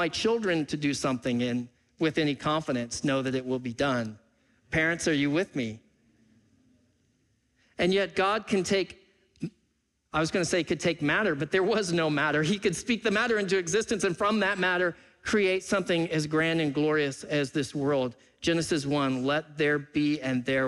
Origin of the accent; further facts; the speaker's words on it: Freeport, Texas, United States; also born or lived in Pacific Northwest; now in Seattle area, United States; I was born and raised in South Texas. I was born in Freeport, Texas.